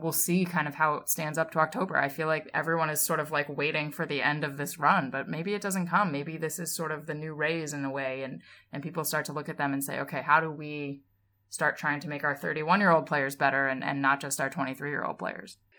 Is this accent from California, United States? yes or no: no; Massachusetts, United States; I grew up in Massachusetts